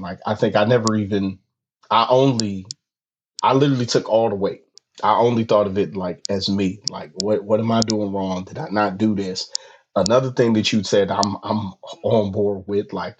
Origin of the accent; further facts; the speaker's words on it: California, United States; I'm from California